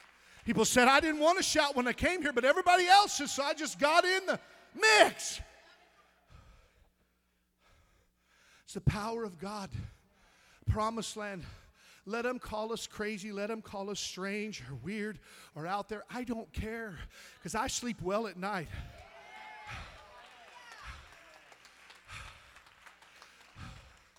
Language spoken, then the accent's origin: English; Missouri, United States; I'm from Missouri